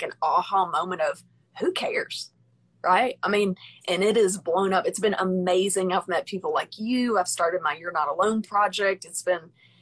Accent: Arkansas, United States; I'm from Arkansas

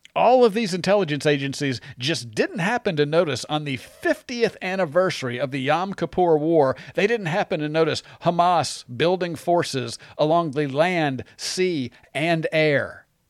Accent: United States; I'm an American and I love the United States

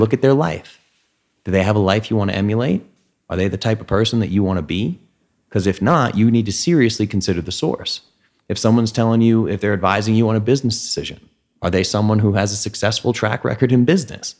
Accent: New England, United States; moved away; Dad and I grew up in New England

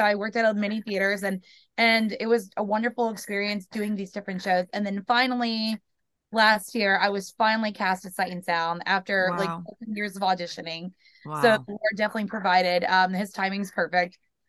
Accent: Carrollton, Georgia, United States; I am originally from Georgia, small town called Carrollton, which is about an hour west of Atlanta. Grew up with my family.

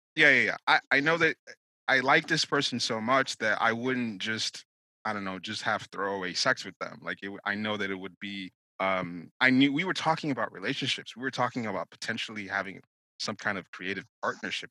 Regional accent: Nigeria; I was born, I'm Nigerian.

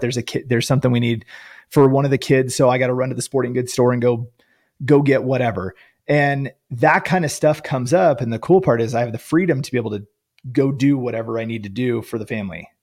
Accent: Northern California, United States; I grew up in Northern California

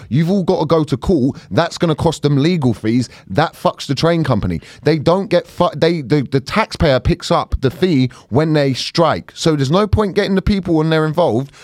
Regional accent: United Kingdom; as a British person

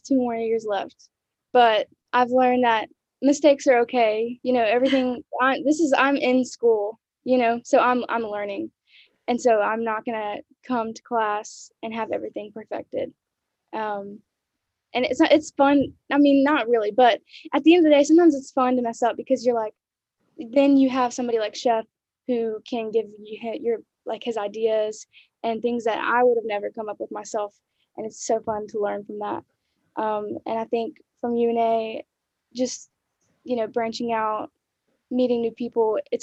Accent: Birmingham, Alabama, United States; I'm from Birmingham, Alabama

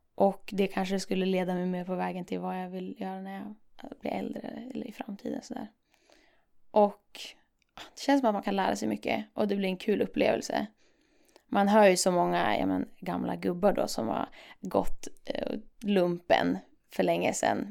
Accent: Umeå, Västerbotten County, Sweden; Jag kommer från Umeå

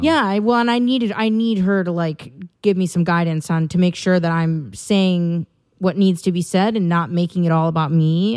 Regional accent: Wisconsin, United States; moved away as an adult; now in California, United States; I have not been back to my home state of Wisconsin, uh, since I moved

